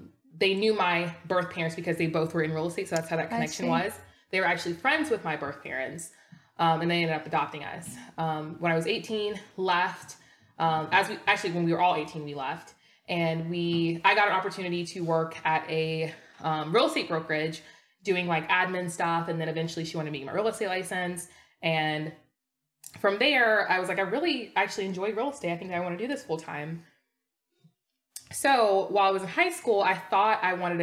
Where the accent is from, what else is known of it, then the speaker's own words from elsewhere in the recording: United States; I was born here in the States